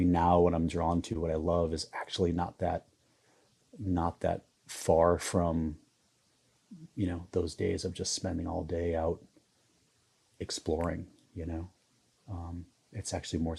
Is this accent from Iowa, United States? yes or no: yes; Iowa, United States; I grew up in the Midwest, and I grew up in a small town in Iowa